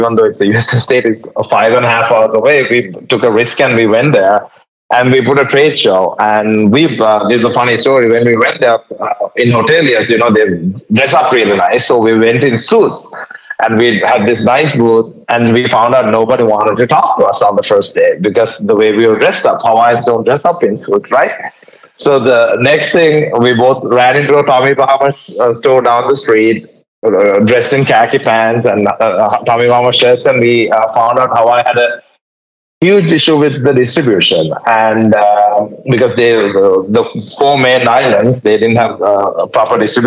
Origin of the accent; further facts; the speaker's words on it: Sri Lanka; English is a second language; now in United States; I'm from Sri Lanka and my father had a hotel distribution company. So I was kind of born into this business and I migrated to the US in 1998